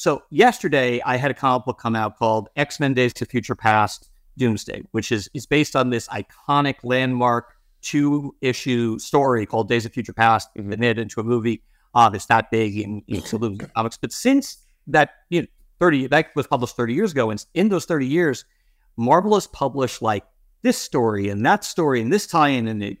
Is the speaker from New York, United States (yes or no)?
yes; Long Island, New York, United States; also born or lived in Boston; Like, I grew up in New York on Long Island. I went to law school in Boston.